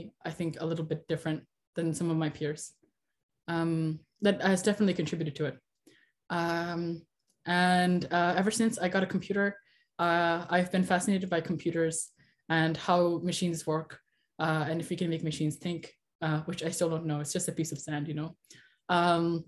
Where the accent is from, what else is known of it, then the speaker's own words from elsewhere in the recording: Long Island, New York, United States; also born or lived in India; I grew up on Long Island, New York, for most of my life, and I'm still here